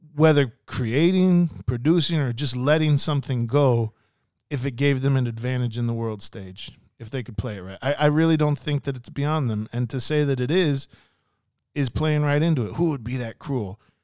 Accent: United States; as an American

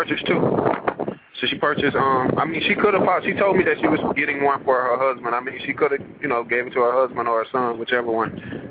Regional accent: the South, United States; now in Los Angeles, United States; It's like, I come from the South, so I got Southern hospitality.

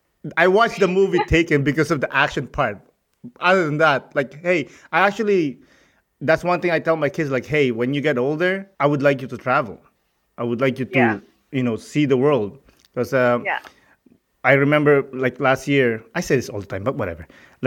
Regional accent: Philippines; now in Canada; I'm from the Philippines.

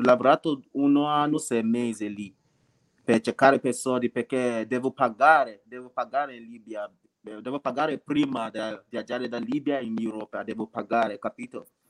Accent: Nigeria; Italian is a second language; moved away as an adult; now in Italy; vengo dalla Nigeria, Nigeria

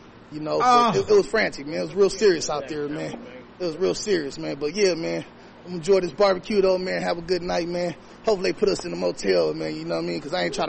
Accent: Bay Area, California, United States; And I'm from the Bay Area, man. You know I'm located in the Bay Area. You feel me? Out here now, but... Yeah, I'm from the Bay, man.

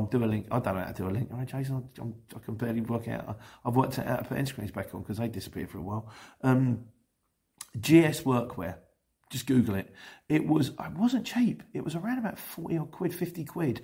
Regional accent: Luton, East of England, United Kingdom; Luton, it's my hometown

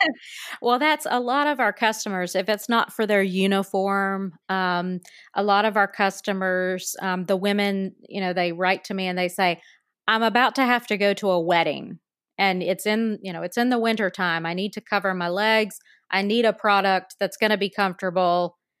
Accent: North Carolina, United States; my home state of North Carolina, and listeners can tell from my accent

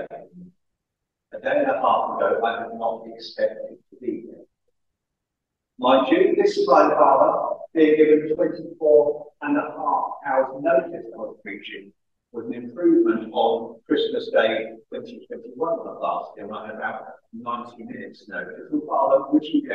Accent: Reading, South East England, United Kingdom; moved away as an adult; also born or lived in Guernsey; now in Wales; I grew up in Reading

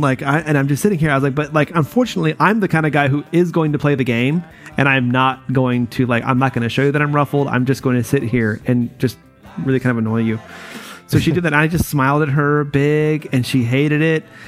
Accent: North Carolina, United States; moved away; I'm from North Carolina, like you know originally

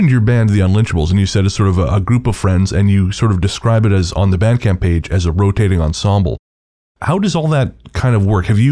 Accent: Revelstoke, British Columbia, Canada; moved away; growing up in Revelstoke, which is my hometown, it's a little town in BC

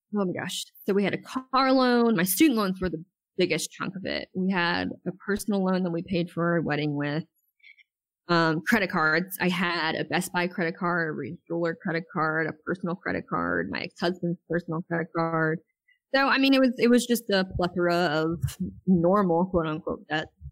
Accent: Wilmington, North Carolina, United States; moved away as an adult; we had moved back to my hometown in Wilmington, North Carolina

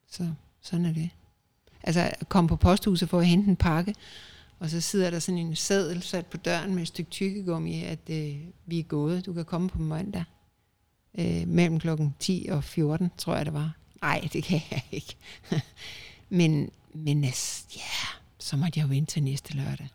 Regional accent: Denmark; moved away as an adult; now in Spain; danskere er et forkælet folkefærd

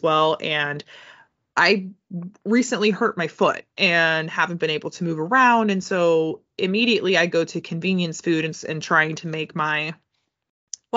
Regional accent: United States; being an American and being a millennial

